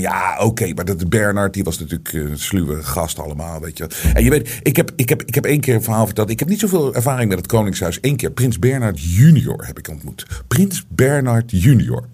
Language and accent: Dutch; Netherlands; wij als Nederlanders